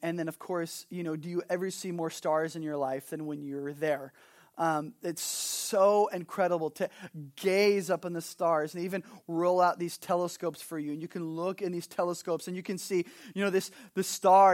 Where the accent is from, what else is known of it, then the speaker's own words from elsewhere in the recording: Southern California, United States; also born or lived in Montana; now in Kona, United States; I'm originally from Southern California.